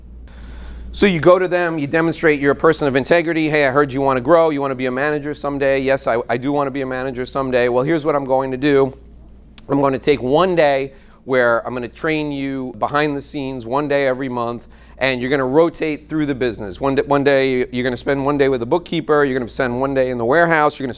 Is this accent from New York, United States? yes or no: yes; New York, United States; I'm from New York